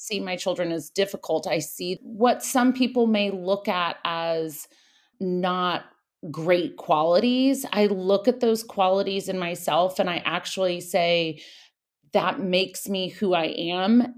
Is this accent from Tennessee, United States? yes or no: no; Napa, California, United States; moved away as an adult; also born or lived in Paris / New York; I was born in Napa, and I have two brothers, an older brother and a younger brother. And my dad owned a, a winery.